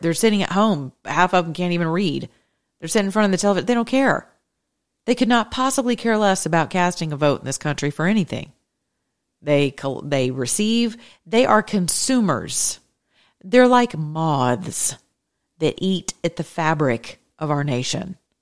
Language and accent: English; Georgia, United States; from Georgia, by the way, my home state